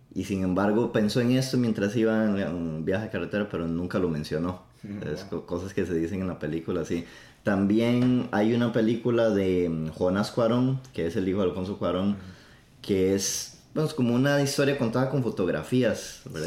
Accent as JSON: {"language": "Spanish", "country": "Costa Rica", "first_language": "Spanish", "moved": "yes", "lives_now": "New York, United States", "said": "de Costa Rica. Estamos grabando desde el Bronx"}